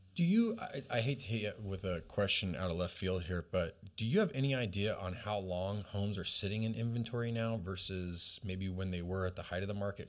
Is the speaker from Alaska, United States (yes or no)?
yes; Alaska, United States; now in Redding, United States; I was raised in Alaska